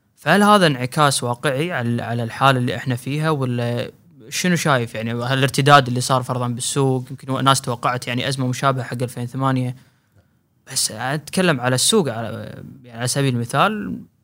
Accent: Kuwait; هنا عندنا بالكويت

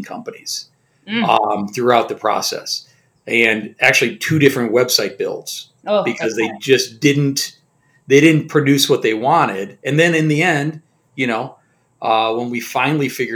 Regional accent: Colorado, United States; I'm from Colorado

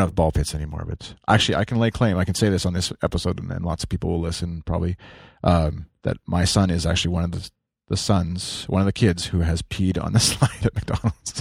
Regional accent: Canada; as a Canadian

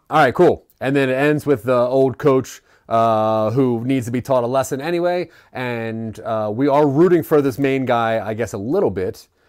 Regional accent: Maryland, United States; I'm from Maryland

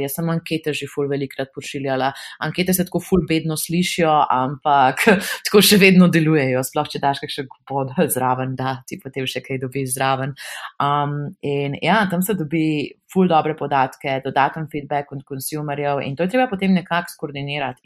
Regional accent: Slovenia; also born or lived in Amsterdam, Netherlands / Belgium; smo Slovenci tako kar um, zelo proaktivni

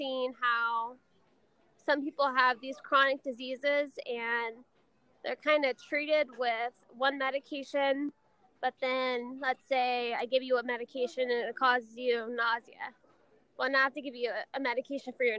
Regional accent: Southern California, United States; born and raised in Southern California

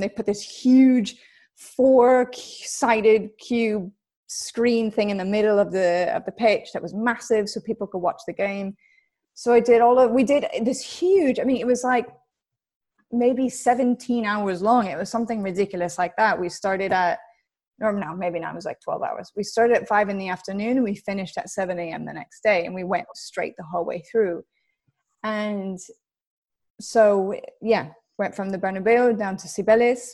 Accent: United States; moved away as an adult; being an American and not having a passport

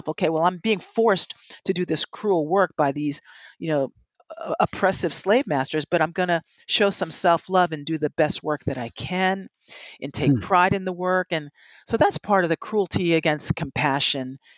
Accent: Princeton Junction, New Jersey, United States; That's what I grew up doing in Princeton Junction, New Jersey, because that's what we did in Cuba.

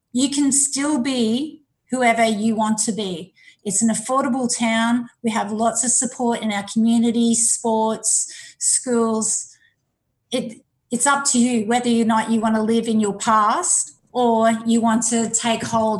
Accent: Ipswich, Queensland, Australia; I came back and I settled back in my hometown, Ipswich, where in 1995 I opened up my own business.

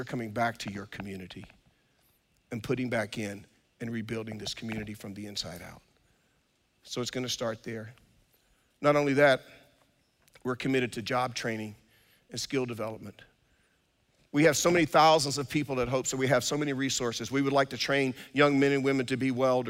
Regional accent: Durham, North Carolina, United States; I grew up on Austin Avenue in Durham

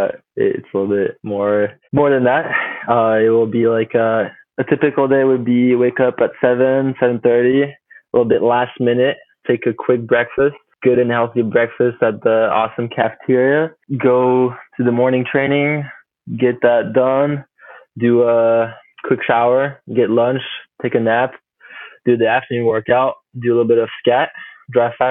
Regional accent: Chamonix, Auvergne-Rhône-Alpes, France; also born or lived in Juneau, Alaska, United States; I did move back to France like right after I was born, so I did not spend much time as a kid in the U.S. Grew up in Chamonix in the Alps

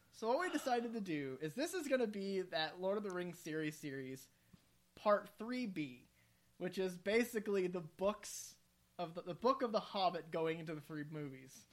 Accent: Midwest, United States; accent: Midwestern; Do what I did with my Midwestern accent

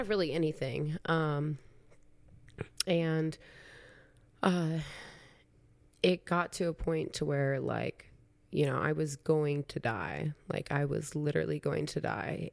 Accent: Council Bluffs, Iowa, United States; moved away as an adult; I was from Council Bluffs

